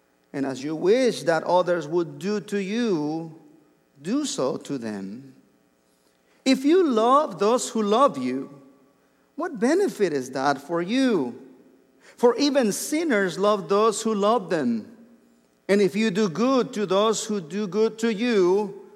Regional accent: Mexico; English is a second language; moved away as an adult; I was born and raised in Mexico, and I didn't learn English until I was 23 years old.

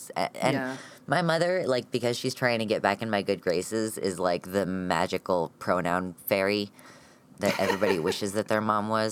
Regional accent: United States; an American transmasculine, non binary, genderqueer person.

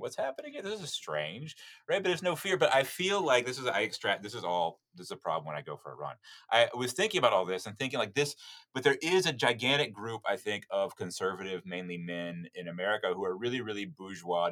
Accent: Destin, Florida, United States; moved away as an adult; also born or lived in Alabama / New Orleans, Louisiana; now in Japan; I'm from Destin, Florida, the resort the resort town of Destin, Florida

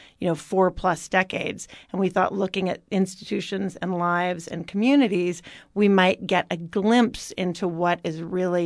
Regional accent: Oakland, California, United States; I grew up in Oakland

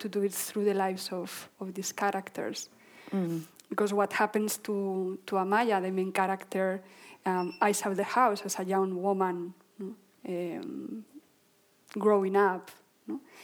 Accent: Basque Country, Spain; we lived in this area of the Basque Country

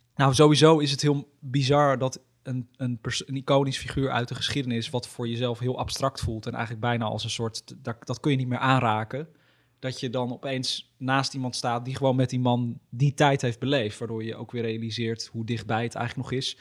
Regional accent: Almere, Flevoland, Netherlands; in Almere. Mijn, waar ik ben geboren en opgegroeid. Of nee, niet geboren, maar wel opgegroeid.

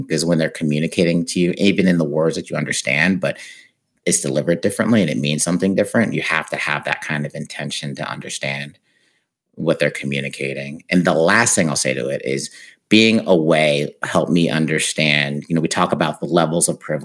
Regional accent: United States; also born or lived in Uruguay; being American

